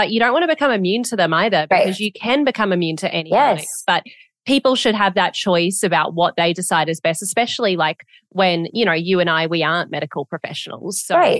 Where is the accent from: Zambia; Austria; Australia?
Australia; now in United States; I was born in America and I grew up in Australia.